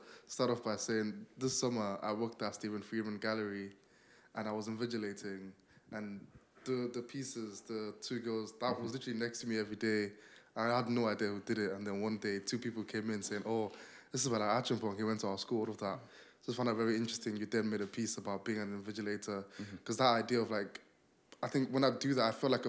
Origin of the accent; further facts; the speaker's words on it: Nigeria; because I'm Nigerian